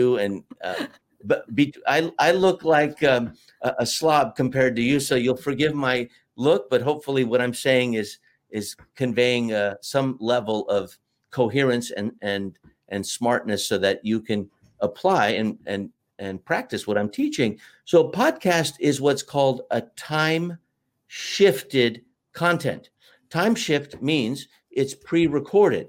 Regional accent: United States; We're both American

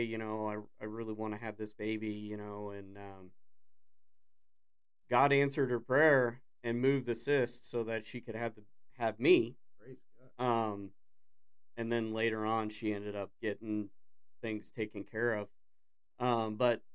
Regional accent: Des Moines, Iowa, United States; I was born in Des Moines, Iowa

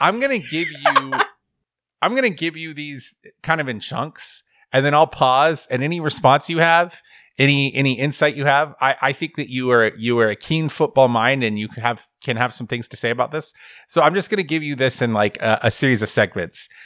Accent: the South, United States; I'm from the South

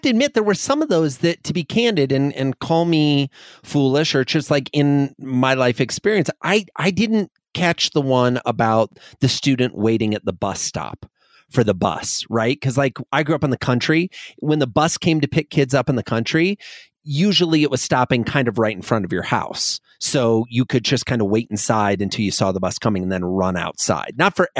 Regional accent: Midwest, United States; I grew up in the Midwest.

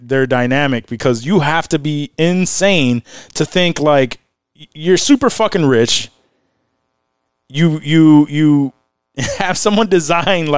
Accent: Rochester, New York, United States; we're from Rochester

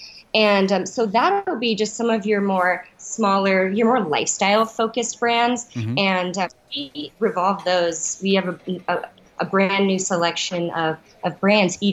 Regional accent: Denver, Colorado, United States; moved away as an adult; my hometown here in Denver

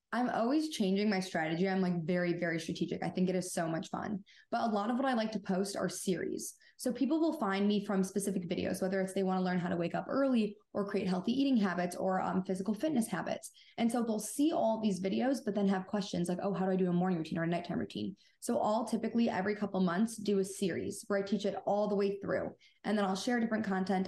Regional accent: Michigan, United States; I'm 26 and I'm from Michigan

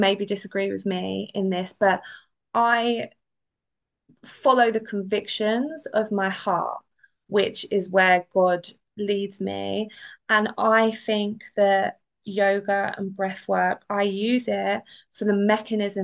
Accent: London, United Kingdom; I'm from London. Like it's very multicultural. Like it wasn't exactly what I was brought up

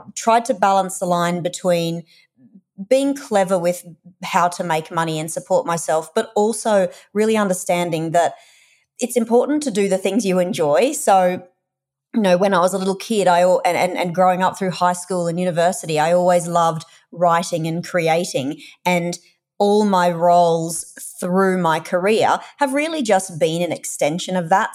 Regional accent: Australia; accent: Australian; moved away as an adult; also born or lived in United Kingdom / Europe / North America; we're Australian, if you can't tell from my accent

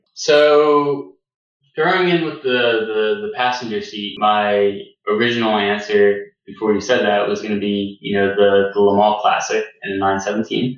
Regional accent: United States; I'm American

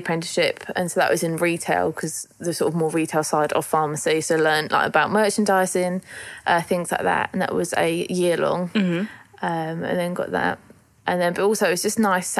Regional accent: Kent, South East England, United Kingdom; I'm 20, I'm from Kent, and I work in a pharmacy.

